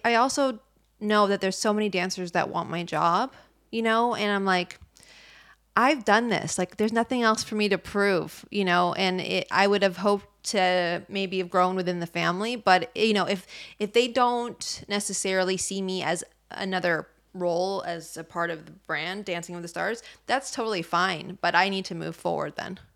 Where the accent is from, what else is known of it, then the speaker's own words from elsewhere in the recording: Bay Area, California, United States; I'm from the Bay Area